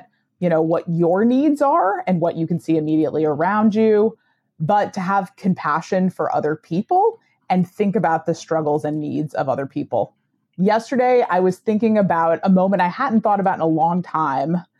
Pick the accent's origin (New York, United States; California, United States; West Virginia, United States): West Virginia, United States; born and I grew up in West Virginia